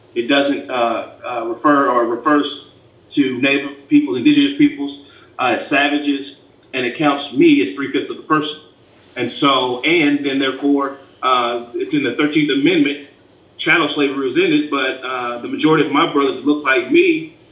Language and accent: English; Lexington, Kentucky, United States; also born or lived in Alabama; born and raised here in Lexington, lived in Alabama for about four years during high school, came back